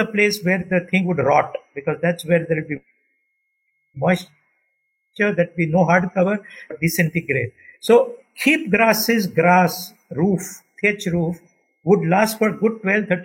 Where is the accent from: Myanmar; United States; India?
India; as an Indian, I don't think culturally we have changed so much